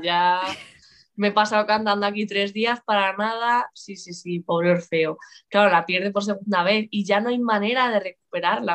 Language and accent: Spanish; Lugo, Galicia, Spain; yo gallega, yo nací en Lugo